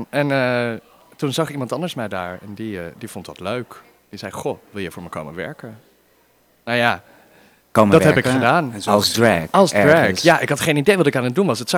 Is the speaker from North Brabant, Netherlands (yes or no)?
no; Arnhem, Gelderland, Netherlands; born there; now in Amsterdam, Netherlands; ik woon in Amsterdam natuurlijk. maar ik ben oorspronkelijk geboren in Arnhem. Heel leuk, pittoresk stadje ergens in het oosten van het land.